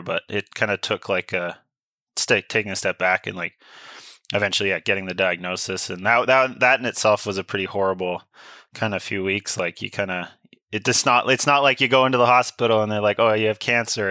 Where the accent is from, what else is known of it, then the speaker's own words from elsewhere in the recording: Sunshine Coast, British Columbia, Canada; I grew up on the Sunshine Coast